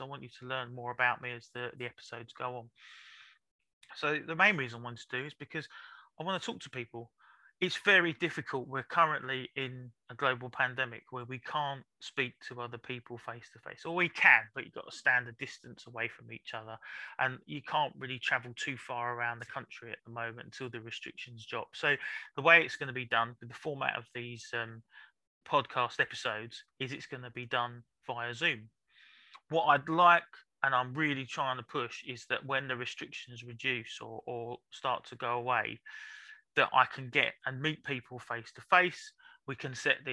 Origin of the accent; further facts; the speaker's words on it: London, United Kingdom; I was born in South London in King's College Hospital